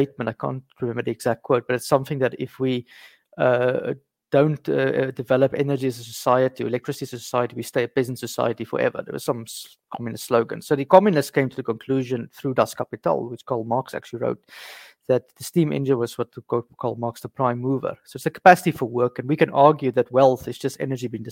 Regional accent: South Africa; moved away as an adult; now in France; I'm from South Africa originally. I stay in France now

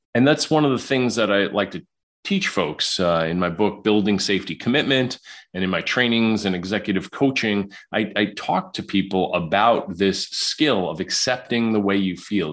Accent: New York City, New York, United States; moved away; also born or lived in Illinois; I was raised in Queens, New York.

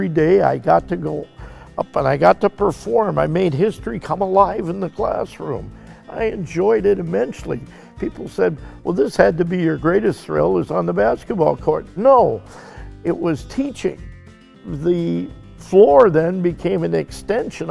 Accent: Galena, Illinois, United States; moved away as an adult; now in Cuba City, United States; I left Galena, Illinois, which was my hometown

